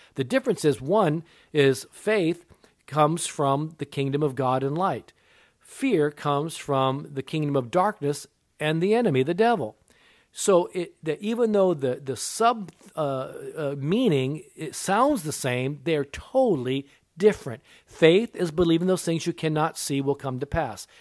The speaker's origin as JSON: {"language": "English", "country": "Japan", "tie": "born or raised there", "said": "I was born in Japan. My mother was Japanese"}